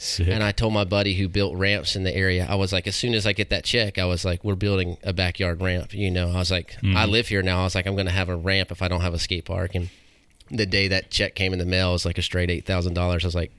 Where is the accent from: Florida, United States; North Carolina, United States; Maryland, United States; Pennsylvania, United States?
North Carolina, United States; Waynesville; Yeah, I grew up like in Waynesville.